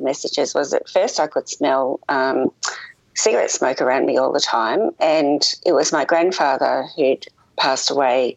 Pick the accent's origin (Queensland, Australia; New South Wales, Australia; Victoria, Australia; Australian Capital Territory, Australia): Victoria, Australia; Melbourne; moved away as an adult; also born or lived in Adelaide, South Australia; now in Tasmania, Australia; I am from Australia. I was born in Adelaide in South Australia and grew up in Melbourne